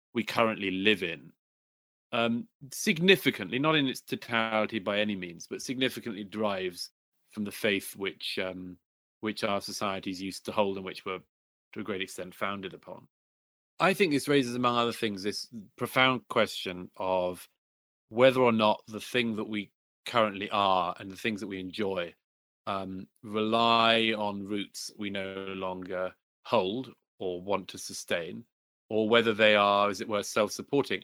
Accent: United Kingdom; my home country in particular, in Britain

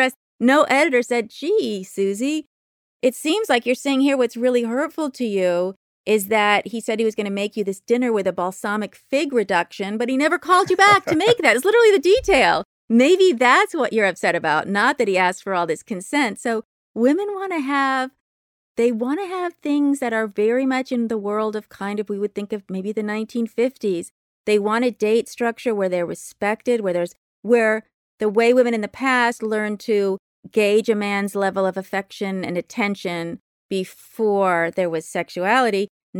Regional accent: Berkeley, California, United States; growing up in Berkeley, and I was born in 1961, and my father's a professor at Berkeley.

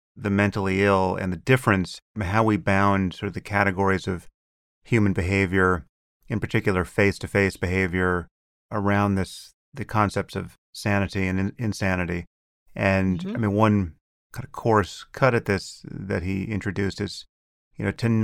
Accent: United States; And I'm certainly American enough to be horrified at the extreme versions of all this.

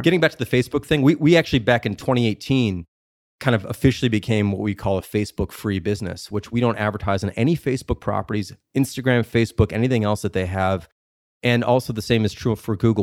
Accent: Chicago, Illinois, United States; I'm from Chicago when I was much younger

